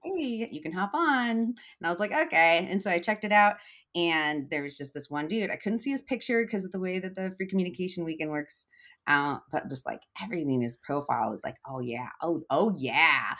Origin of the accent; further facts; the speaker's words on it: Eugene, Oregon, United States; moving back to my hometown of Eugene, Oregon.